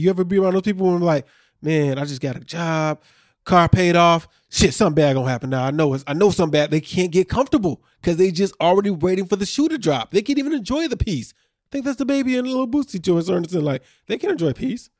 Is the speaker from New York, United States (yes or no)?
no; Chicago, Illinois, United States; We grew up around Chicago.